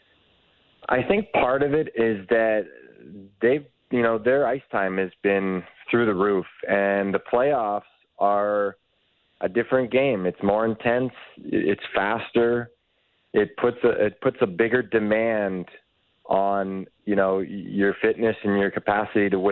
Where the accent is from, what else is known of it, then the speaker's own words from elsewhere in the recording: Toronto, Ontario, Canada; I grew up in Toronto